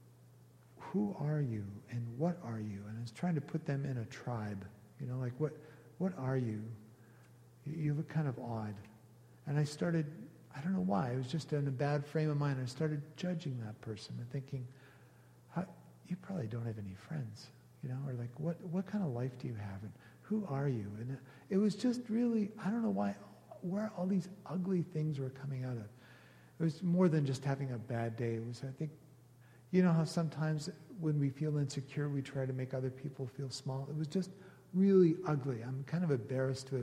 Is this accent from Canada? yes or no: yes; Canada; because we're Canadian